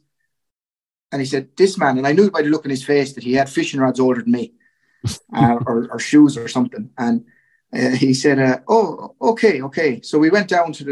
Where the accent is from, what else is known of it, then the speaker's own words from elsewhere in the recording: Goresbridge, County Kilkenny, Ireland; I grew up in Gorn in County Kilkenny